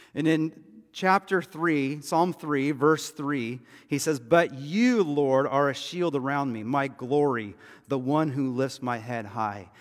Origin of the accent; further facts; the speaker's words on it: United States; we as American Christians